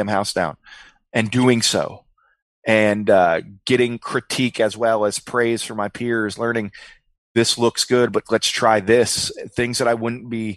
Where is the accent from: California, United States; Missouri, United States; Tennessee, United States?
Tennessee, United States; Memphis; moved away; back in my hometown of Memphis